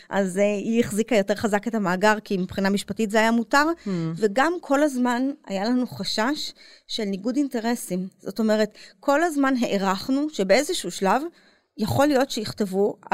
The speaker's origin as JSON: {"language": "Hebrew", "country": "Israel", "tie": "born or raised there", "said": "אני גדלתי במין מקום אשכנזי אה, מרובע כזה, את יודעת, אה, אליטה ישראלית, אה, עם, של דוקטורים כזה."}